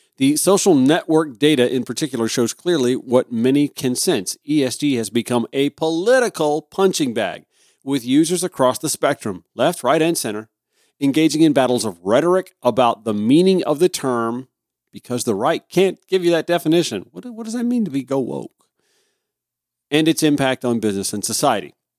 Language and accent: English; Grovetown, Georgia, United States; I was a, a regular at the Sunday school at Grove Baptist Church in my hometown of Grovetown, Georgia